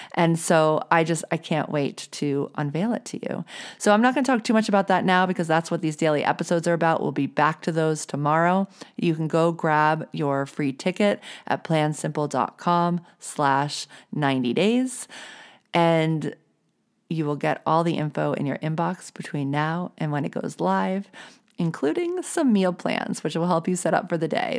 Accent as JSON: {"language": "English", "town": "New Orleans", "region": "Louisiana", "country": "United States", "tie": "born or raised there", "said": "I grew up in the South. I grew up in New Orleans"}